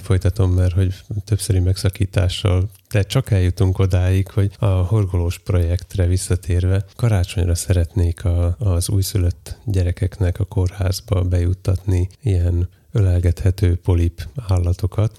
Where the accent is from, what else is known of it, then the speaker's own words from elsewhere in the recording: Komárno, Nitra Region, Slovakia; a szlovák neve Komáromnak, ahonnan én jövök